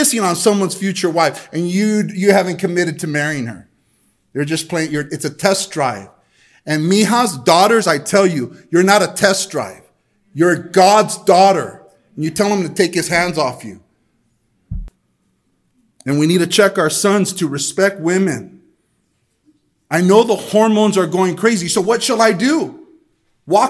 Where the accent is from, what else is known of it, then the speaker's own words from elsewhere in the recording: El Monte, California, United States; I grew up in Almani. I grew up in a place where the educational system, the LA school district, definitely promoted the hookup culture.